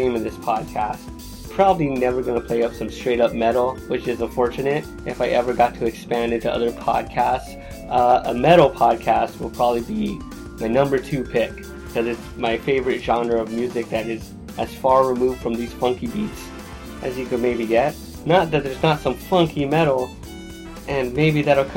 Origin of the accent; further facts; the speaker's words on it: Los Angeles, California, United States; a poor kid growing up in Los Angeles in the early 90s